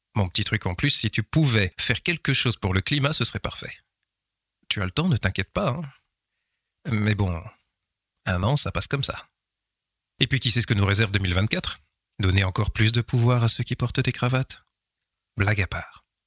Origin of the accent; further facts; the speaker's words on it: Nivelles, Wallonia, Belgium; ma ville natale